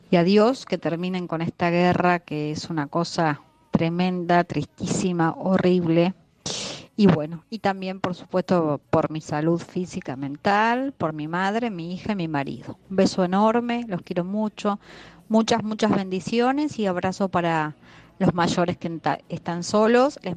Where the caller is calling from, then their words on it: Buenos Aires, Argentina; de Buenos Aires.